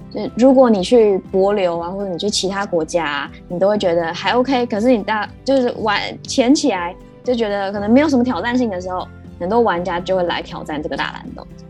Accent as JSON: {"language": "Chinese", "region": "Taipei", "country": "Taiwan", "tie": "born or raised there", "said": "因为我自己是在台北市出生长大的，所以我就习惯住在都市丛林里面"}